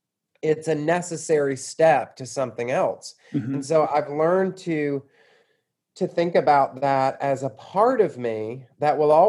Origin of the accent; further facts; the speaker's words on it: Atlanta, Georgia, United States; also born or lived in Louisville, Kentucky / Mississippi; I grew up in Georgia, in suburban Atlanta